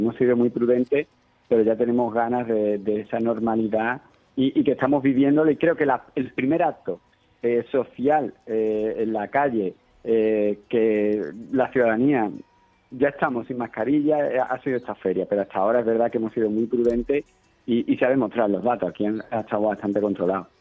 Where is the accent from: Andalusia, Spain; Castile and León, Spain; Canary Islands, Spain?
Andalusia, Spain; Sanlúcar de Barrameda; en San Lucas durante estos días nuestras casetas son nuestras casas